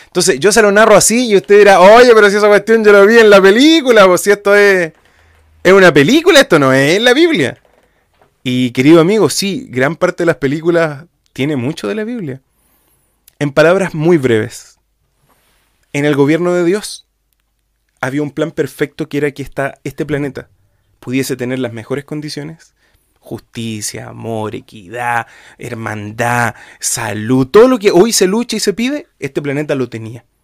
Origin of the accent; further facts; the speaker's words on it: Chile; de otro país, soy, soy chileno.